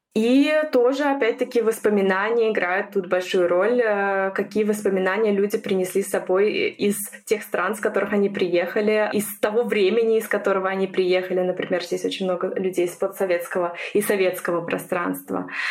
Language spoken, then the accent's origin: Russian; Estonia; moved away as an adult; now in Germany; Сама родом я из Эстонии.